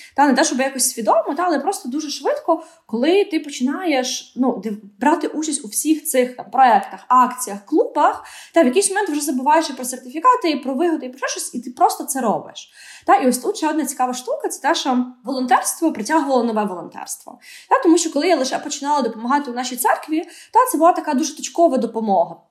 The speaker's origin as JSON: {"language": "Ukrainian", "town": "Odesa", "region": "Odesa Oblast", "country": "Ukraine", "tie": "born or raised there", "said": "Я виросла в Одесі"}